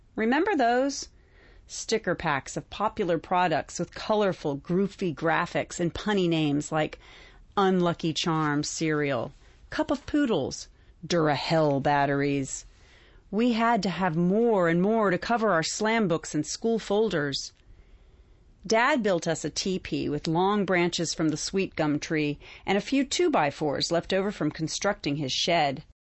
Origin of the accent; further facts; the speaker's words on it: North Carolina, United States; Growing up in North Carolina, growing on, up on the farm